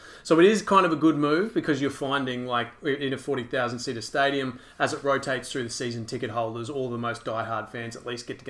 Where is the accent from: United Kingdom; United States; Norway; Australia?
Australia; Queensland; I'm Queenslander.